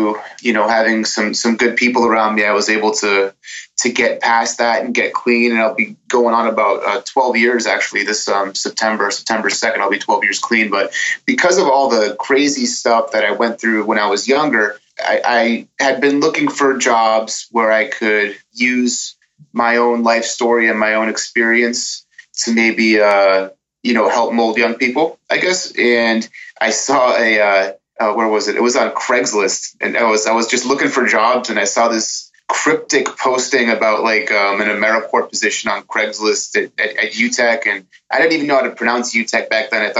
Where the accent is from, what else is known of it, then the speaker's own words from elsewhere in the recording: Lowell, Massachusetts, United States; from Lowell, and, I have a wife and a beautiful baby daughter